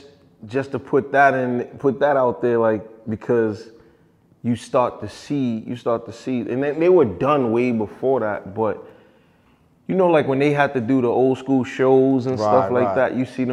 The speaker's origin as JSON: {"language": "English", "town": "New York City", "region": "New York", "country": "United States", "tie": "born or raised there"}